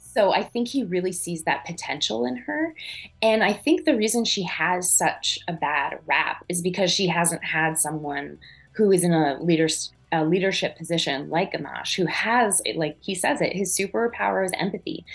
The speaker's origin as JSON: {"language": "English", "area": "an hour south of Montreal", "region": "Quebec", "country": "Canada", "tie": "born or raised there", "accent": "French Canadian", "moved": "yes", "said": "I grew up an hour south of south of Montreal, which is very English French. Mm-hmm. I grew up with you know French Canadians all around me. I am a French Canadian, and my accent is my mom"}